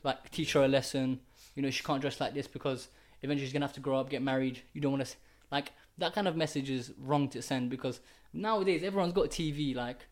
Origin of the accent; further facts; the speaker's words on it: Kurdistan Region, Iraq; moved away; I'm from Iraq, and this is the Middle East. Um, yeah, it's Iraq. yeah, Iraq, yeah, Kurdistan